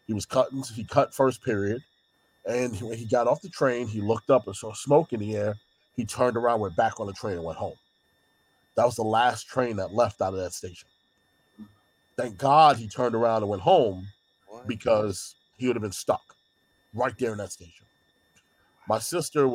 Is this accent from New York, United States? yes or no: yes; New York, United States; as a New Yorker